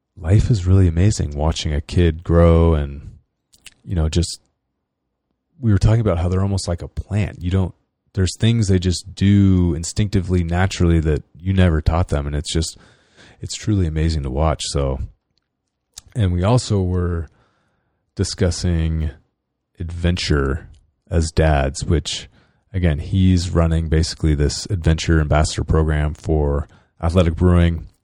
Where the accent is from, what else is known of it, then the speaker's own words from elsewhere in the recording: Northern California, United States; I'm from California